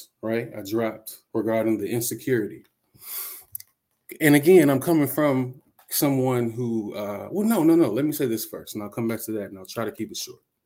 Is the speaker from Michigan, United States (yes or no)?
yes; Detroit, Michigan, United States; I'm from Detroit, Michigan